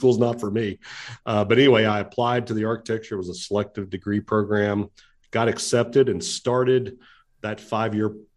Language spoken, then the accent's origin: English; Pikeville, Kentucky, United States; now in Lexington, United States; I grew up in the Appalachian Mountains, a little town called Pikeville, Kentucky, an eastern part of the state